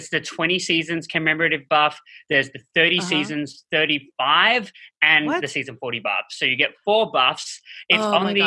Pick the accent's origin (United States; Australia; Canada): Australia; moved away